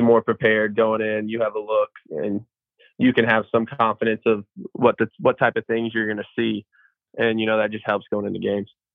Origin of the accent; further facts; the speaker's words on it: Evansville, Indiana, United States; moved away as an adult; I'm from Evansville, Indiana. I played at uh, Memorial High School, little 3A school, um, Southern Indiana